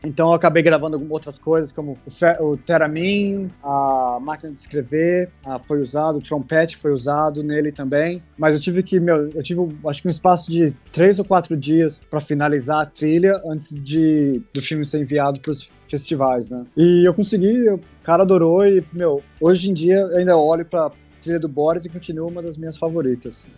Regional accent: São Paulo, Brazil; moved away as an adult; also born or lived in England; como é que é crescer em São Paulo

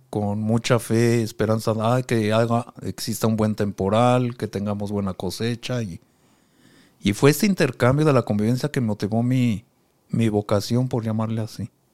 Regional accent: Mexico City, Mexico; moved away as an adult; also born or lived in Pucallpa, Peru; now in Cuba; Yo soy originario de la Ciudad de México. Allá, ahí crecí.

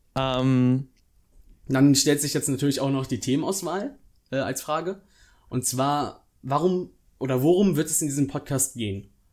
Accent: near Bonn, North Rhine-Westphalia, Germany; ich komme aus der Nähe von Bonn, das ist ein Rheinland.

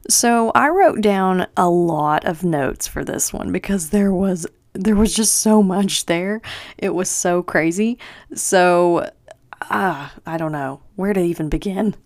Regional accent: Tennessee, United States; I'm from Tennessee. We do not have sausage trees here

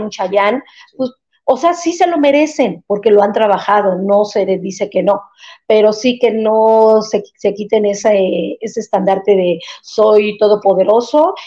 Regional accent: Mexico; yo como mexicana

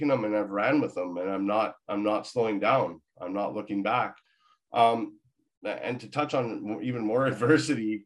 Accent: Victoria, British Columbia, Canada; moved away; also born or lived in Maple Ridge; I'm originally from Victoria

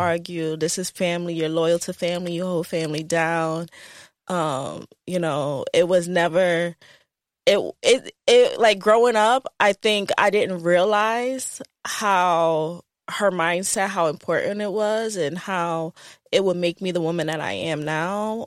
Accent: Hartford, Connecticut, United States; moved away as an adult; now in New Jersey, United States; I, um, grew up in Connecticut

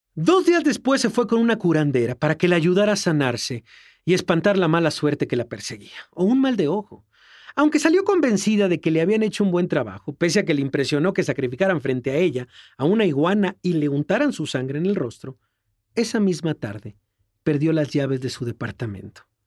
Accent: Mexico

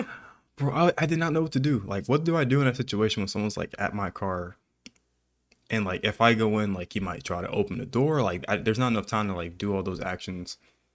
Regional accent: Texas, United States; I'm from Texas, you know, and we just help each other.

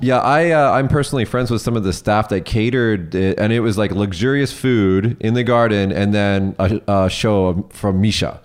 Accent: Las Vegas, Nevada, United States; now in Japan; I'm from Las Vegas

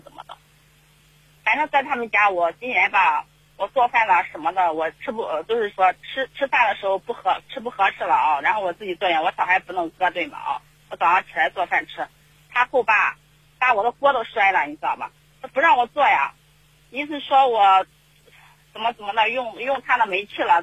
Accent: Henan, China; 我们是河南的

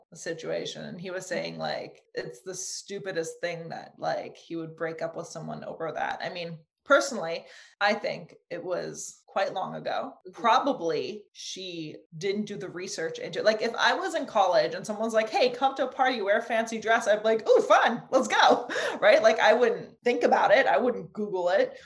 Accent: Germany; moved away; I grew up in Germany

